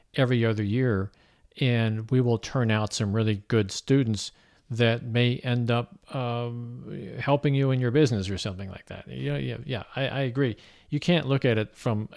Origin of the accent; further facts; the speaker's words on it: Missouri, United States; we're from Missouri